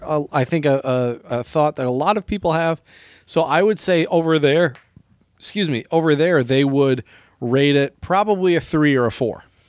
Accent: United States; also born or lived in China; as an American, as a, a language teacher

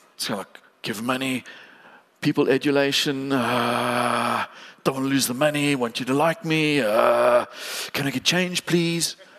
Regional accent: East London, Eastern Cape, South Africa; we as a family, we grew up in East London

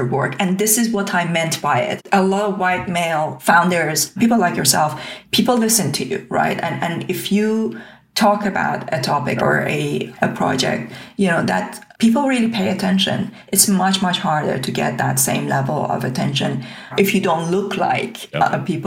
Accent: Tehran, Tehran Province, Iran; English is a second language; moved away as an adult; now in United Kingdom; I was born in Tehran during the Iran-Iraq war

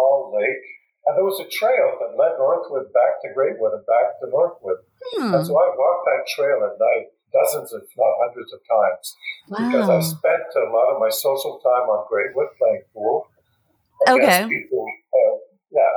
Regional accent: Quebec, Canada

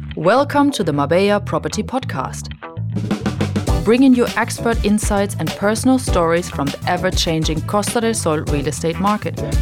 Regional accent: Germany; moved away as an adult; now in Marbella, Spain; I'm originally from Germany, but I already live in Spain for more than twenty-five years

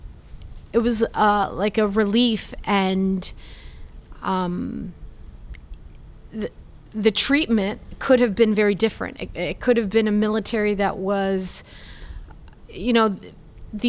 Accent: Tampa, Florida, United States; English is a second language; also born or lived in Cuba / Atlanta / Miami; I grew up in Tampa, and here I am in Miami getting my citizenship.

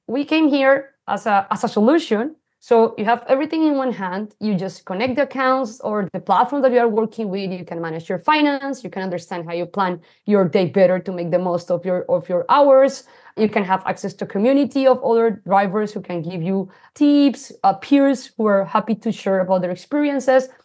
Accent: Colombia; accent: Latino; English is a second language; moved away as an adult; also born or lived in Singapore; I, I am, uh, originally from Colombia. I was born in a small city. It's the coffee region

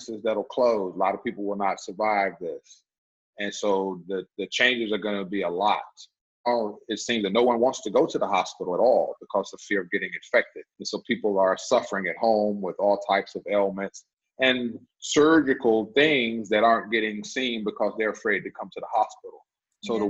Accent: United States; I'm from McDowell County

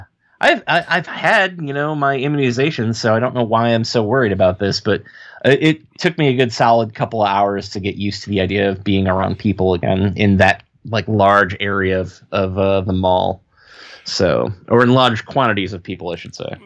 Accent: Ohio, United States; accent: Ohio; I still have my Ohio accent

